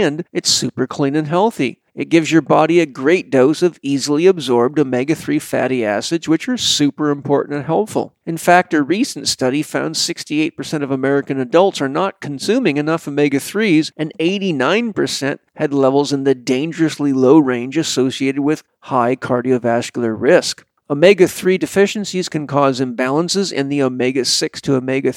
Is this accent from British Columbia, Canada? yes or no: yes; Vancouver Island, British Columbia, Canada; I grew up on Vancouver Island, British Columbia